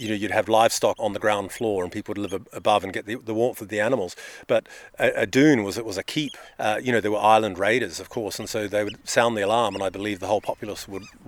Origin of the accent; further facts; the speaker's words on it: New Zealand; now in United Kingdom; Well, I'm a New Zealander by birth. I moved to the UK many years ago.